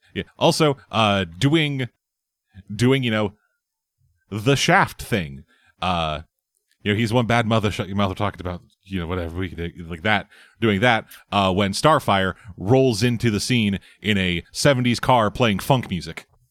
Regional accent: Canada

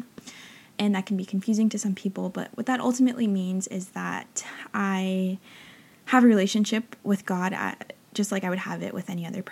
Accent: Northern California, United States; moved away as an adult; now in Los Angeles, United States; growing up in a small town in Northern California

